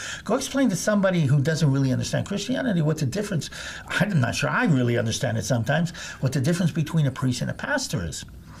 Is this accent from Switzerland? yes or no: no; Israel; growing up in Israel